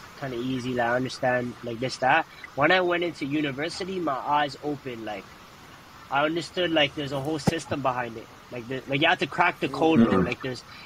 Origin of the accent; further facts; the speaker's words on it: Toronto, Ontario, Canada; me growing up in Toronto